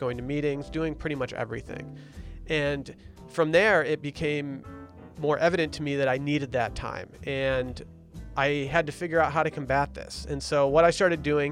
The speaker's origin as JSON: {"language": "English", "town": "Harbor Springs", "region": "Michigan", "country": "United States", "tie": "born or raised there", "said": "my hometown, Harbor Springs, Michigan"}